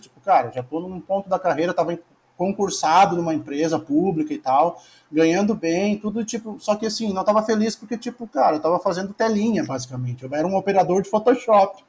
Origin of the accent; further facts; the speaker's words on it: Porto Alegre, Rio Grande do Sul, Brazil; moved away as an adult; also born or lived in Torres, Brazil; now in Florianópolis, Brazil; Nasci numa cidade que era na beira do mar, que é em Torres. Aí morei 22 anos em Porto Alegre